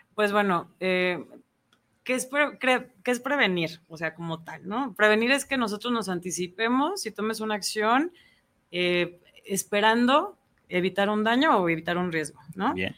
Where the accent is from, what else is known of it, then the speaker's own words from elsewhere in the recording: Ayutla, Jalisco, Mexico; now in Guadalajara, Mexico; es una chava de Ayutla, Jalisco. Soy originaria